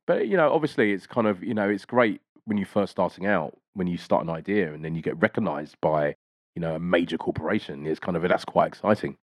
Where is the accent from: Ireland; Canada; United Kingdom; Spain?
United Kingdom; London; I grew up in East Dulwich in, in school in South London.